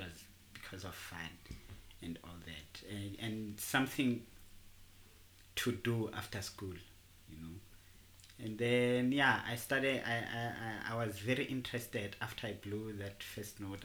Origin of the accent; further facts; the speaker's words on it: Tembisa, Gauteng, South Africa; I'm a trombone player from Tembisa. I, I was born and bred in Tembisa.